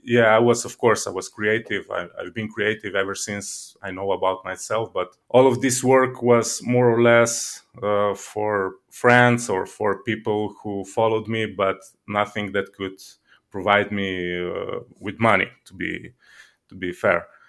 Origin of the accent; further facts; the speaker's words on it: Slovenia; I'm from Slovenia